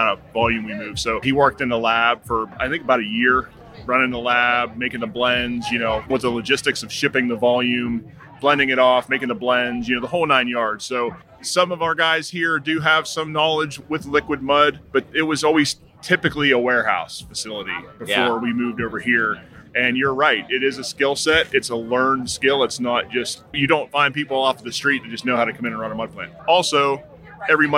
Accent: Philipsburg, Pennsylvania, United States; moved away as an adult; also born or lived in Cheyenne, Wyoming; I'm from Phillipsburg, Pennsylvania, right in the center of the state

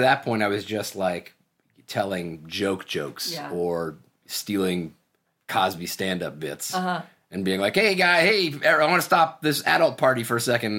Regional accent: Toronto, Ontario, Canada; Toronto, Canada.

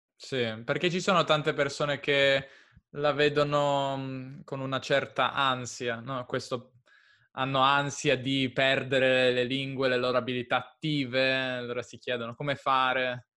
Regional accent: near Turin, Piedmont, Italy; Piemonte, io sono del Piemonte.

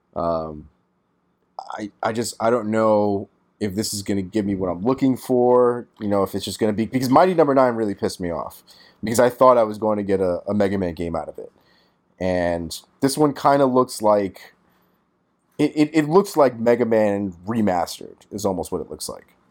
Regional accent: New York City, New York, United States; As a New Yorker

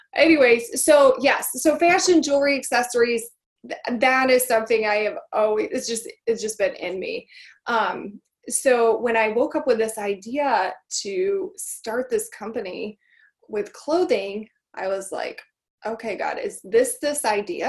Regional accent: Michigan, United States; born or raised there

